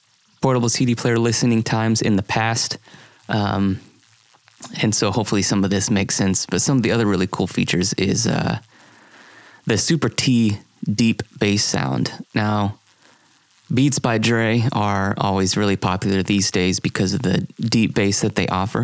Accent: Columbia, United States; the house I grew up on in Columbia

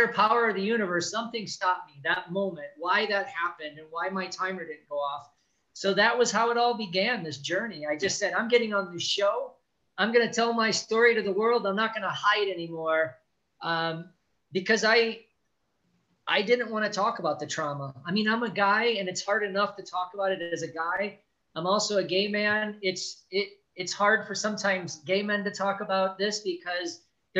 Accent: South Chicagoland area, Indiana, United States; I grew up in the South Chicagoland area. It's like in the steel mill area of Gary and East Chicago, Hammond

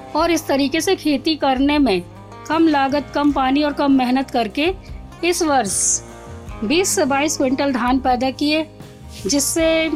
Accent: Maili village, Narayanganj tehsil, Mandla district, Madhya Pradesh, India; मैं ग्राम मैली तहसील नारायणगंज थाना टिकरिया जिला मंडला मध्य प्रदेश की मूल निवासी हूँ

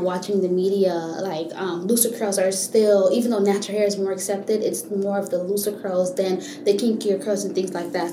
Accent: Miami, Florida, United States; now in Gainesville, United States; I was born and raised in Miami, Florida

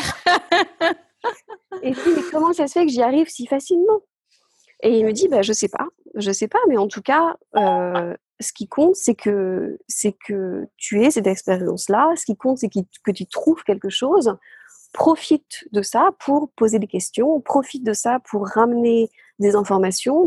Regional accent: the Somme, Hauts-de-France, France; now in Glasgow, United Kingdom; je suis née dans, la Somme, dans le nord de la France. Je suis dans une ferme, en fait, euh, au bord de la mer.

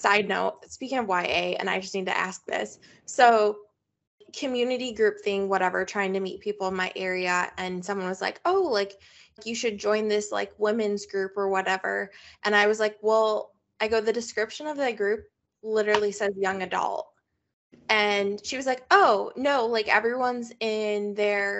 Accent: United States; we're very American

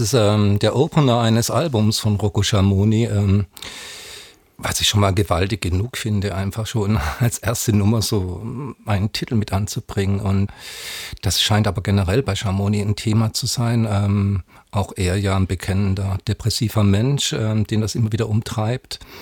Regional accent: Southern Germany, Germany; bin Jahrgang 63 gebürtiger aus Süddeutschland

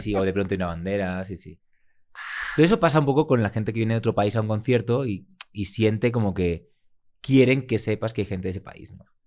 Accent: Barcelona, Catalonia, Spain; También soy de Barcelona

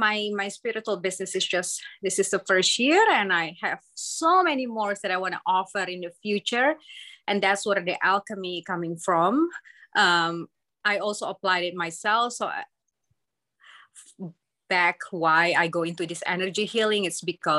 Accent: Indonesia; moved away; I came from Indonesia

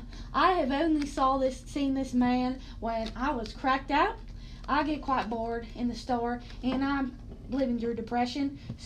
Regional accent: Oklahoma, United States; Well, growing up in Oklahoma, nothing really surprises me. I mean, everyone living in Oklahoma was either normal or a kook and a half.

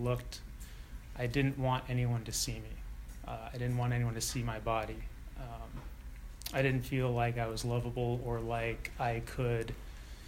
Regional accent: San Ramon, California, United States; also born or lived in Oakland, California; I was born in Oakland and, you know, had friends there, and then moved to San Ramon, where I had no friends

